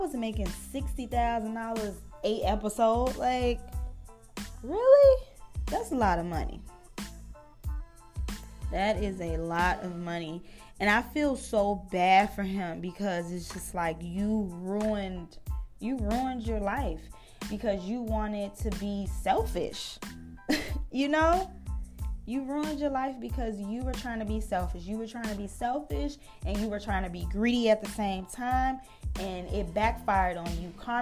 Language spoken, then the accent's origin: English; Chicago, Illinois, United States; I'm from Chicago. I was born and raised in Chicago